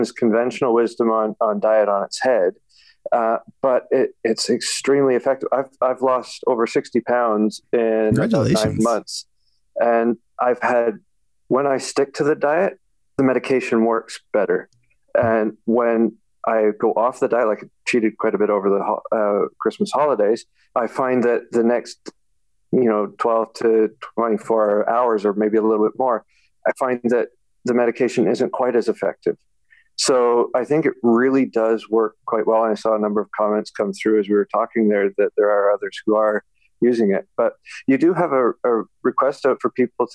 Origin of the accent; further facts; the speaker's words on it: Ontario, Canada; I'm from Ontario, Canada.